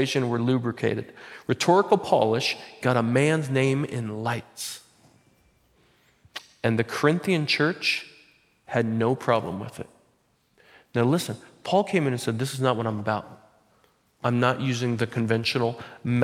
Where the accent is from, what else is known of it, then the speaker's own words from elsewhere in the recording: Butte Falls, Oregon, United States; I'm from Butte Falls